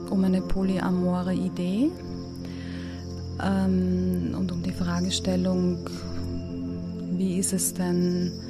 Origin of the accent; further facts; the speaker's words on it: Vienna, Austria; ich komme aus Wien, ich bin Sexualcoach